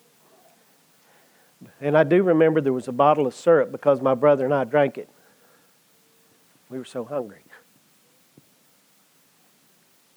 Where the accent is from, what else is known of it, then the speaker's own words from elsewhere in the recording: Comanche, United States; I grew up in Comanche